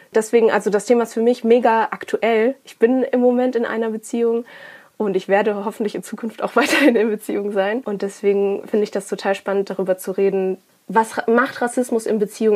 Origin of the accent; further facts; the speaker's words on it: Ruhr area, North Rhine-Westphalia, Germany; ich bin aber in, so born and bred im Ruhrpott.